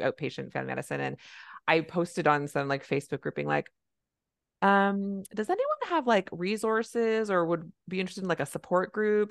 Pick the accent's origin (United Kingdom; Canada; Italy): Canada; I'm a Canadian family physician